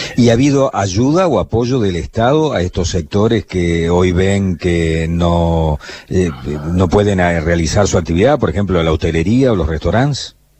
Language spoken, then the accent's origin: Spanish; Argentina; cómo somos los argentinos, cómo actuamos los argentinos